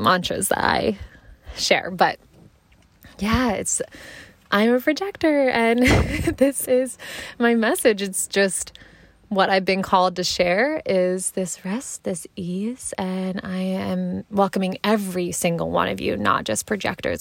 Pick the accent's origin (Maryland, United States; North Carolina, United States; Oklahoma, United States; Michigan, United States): Maryland, United States; Frederick; also born or lived in Columbia, Maryland; Then for middle school, we moved to Frederick, and that's basically where I, from middle school to high school, still, you know, in this area to this day, um, that's where I grew up. I, Frederick is home to me